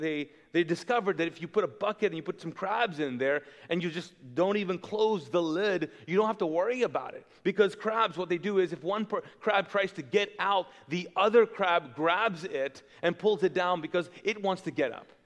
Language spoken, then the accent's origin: English; Kuwait; also born or lived in Pakistan; now in Charlotte, United States; I grew up in Kuwait, which is a very wealthy country. But I grew up as an immigrant. So if you're wondering, I'm not Kuwaiti, even though I was born and raised there